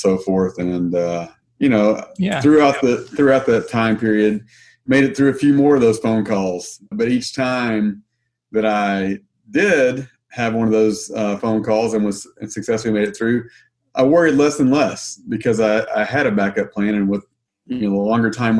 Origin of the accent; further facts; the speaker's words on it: Arkansas, United States; moved away as an adult; now in Missouri, United States; I'm from Arkansas. I grew up, born and raised in Arkansas, and then moved to Missouri about 16 years ago